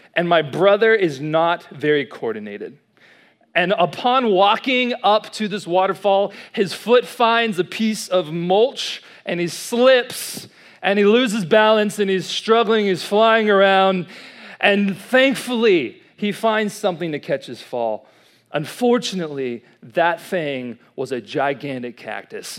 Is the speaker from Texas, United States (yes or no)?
yes; College Station, Texas, United States; moved away as an adult; now in Dallas, United States; I'm from Dallas, but I originally grew up right here in College Station, Texas